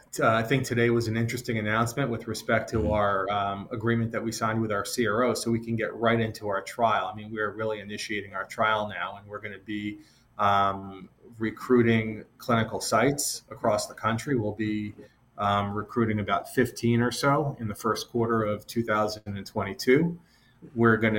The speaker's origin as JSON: {"language": "English", "region": "Massachusetts", "country": "United States", "tie": "born or raised there", "said": "But I'll just say that I grew up in the Northeast, the small town outside of Boston."}